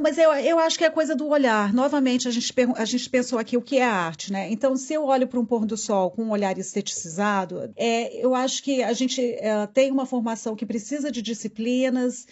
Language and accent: Portuguese; Brazil; accent: super brasileiro; meu sotaque é super brasileiro e não dá para eu amenizar nada. Então a minha identidade de brasileira, eu não posso disfarçar